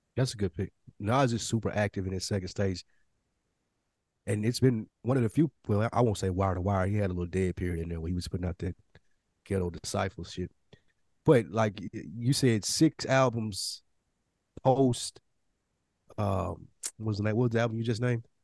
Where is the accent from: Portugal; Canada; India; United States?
United States; Nashville, Tennessee